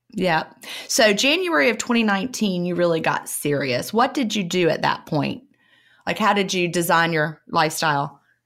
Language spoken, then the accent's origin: English; Virginia, United States; I grew up in Virginia